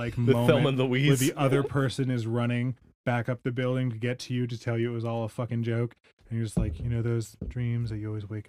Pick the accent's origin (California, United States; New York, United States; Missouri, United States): California, United States; I'm from California